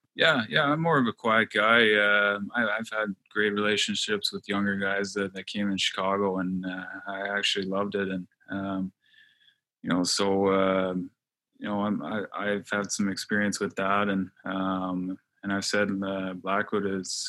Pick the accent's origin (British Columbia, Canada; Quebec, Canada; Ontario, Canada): Quebec, Canada; Montreal; I'm from Montreal